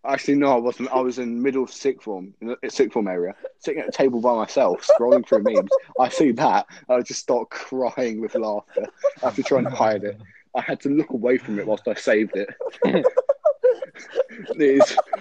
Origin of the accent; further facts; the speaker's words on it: Newcastle upon Tyne, North East England, United Kingdom; I'm from England. But most of that is from Newcastle